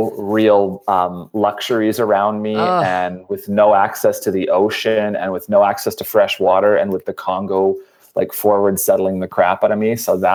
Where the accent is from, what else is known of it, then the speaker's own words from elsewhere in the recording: Scotland, United Kingdom; But, yeah, you know, being a Scotsman myself, I don't subscribe to that version.